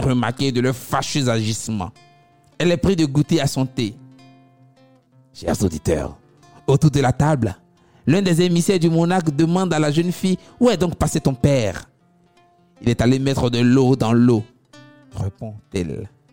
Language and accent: French; Abidjan, Côte d’Ivoire; chez nous à Abidjan